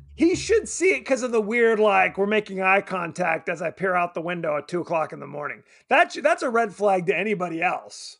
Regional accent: United States; we're American

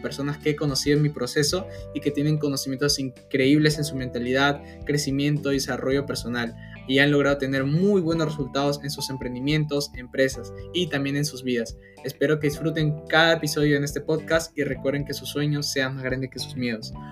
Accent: Lima, Peru; also born or lived in Iquitos, Peru; soy de Perú, soy de Iquitos, nací en Iquitos, pero mis padres me trajeron de pequeño, a los 5 o 6 años, acá a Lima

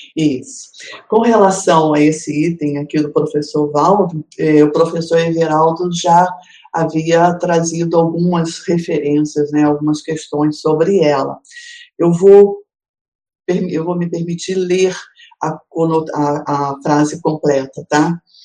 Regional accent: Rio de Janeiro, Brazil; esse Rio de Janeiro, a minha cidade natal, é onde eu tenho os meus filhos, os meus parentes, os meus amigos

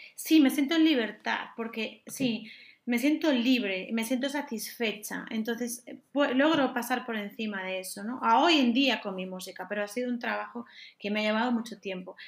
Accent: Galicia, Spain; moved away as an adult; now in Madrid, Spain; actualmente vivo en Madrid, pero soy de Galicia

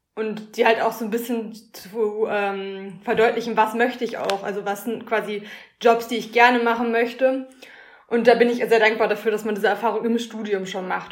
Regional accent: Schwerte, North Rhine-Westphalia, Germany; also born or lived in Münster; now in Dortmund, Germany; komme gebürtig aus Schwerte

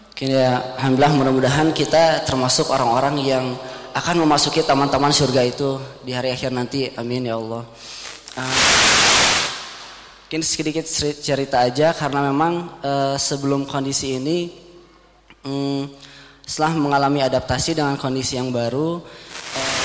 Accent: Bandung, West Java, Indonesia; saya dari Bandung

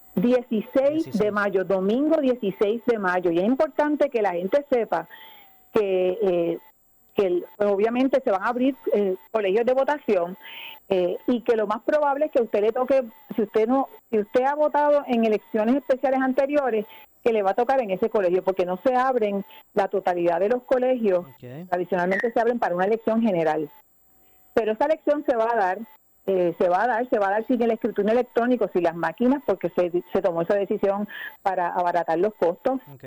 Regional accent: Puerto Rico; los puertorriqueños ciudadanos americanos que nos quedamos aquí en esta tierra

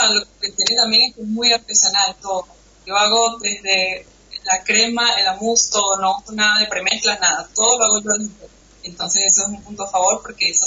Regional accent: Venezuela; now in Argentina; De Venezuela.

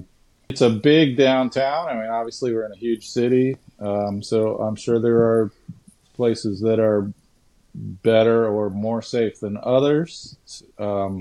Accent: Fort Lauderdale, Florida, United States; moved away as an adult; now in Jacksonville, United States; I'm from Fort Lauderdale, and everything goes on there till 4 a.m.

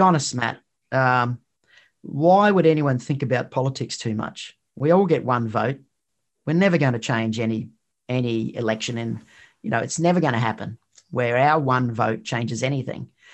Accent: Queensland, Australia; from where I'm from, which is in Queensland.

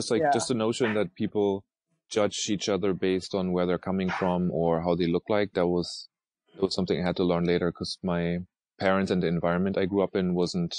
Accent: Germany; English is a second language; also born or lived in Norway; I grew up in Norway and Germany and was born close to Hamburg, and actually grew up in tiny little villages of 200 to 300 people. So very rural.

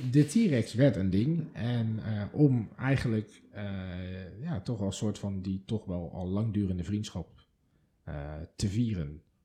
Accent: Delft, South Holland, Netherlands; moved away; het wapen van Delft, mijn geboortestad

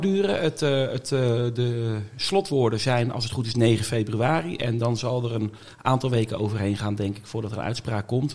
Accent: Oudewater, Utrecht, Netherlands; moved away as an adult; also born or lived in Gouda; now in The Hague, Netherlands; Ik ben geboren en getogen verder nou ja, getogen, laat ik het zo zeggen, in Oude Water

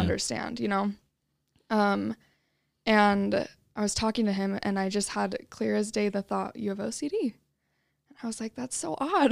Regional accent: Utah, United States; I was born and raised in Utah

